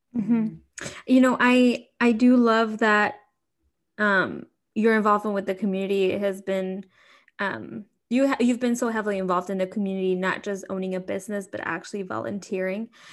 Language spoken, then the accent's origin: English; Mexico; now in Chicago, United States; growing up in Mexico, like I did, is different from like growing up here